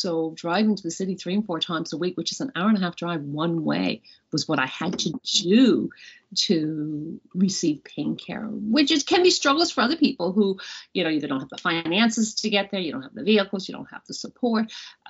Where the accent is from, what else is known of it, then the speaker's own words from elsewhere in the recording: Nova Scotia, Canada; also born or lived in Newfoundland and Labrador, Canada; I am from Nova Scotia. I was born in Cape Breton and moved a lot in my youth between Nova Scotia and Newfoundland, actually a lot.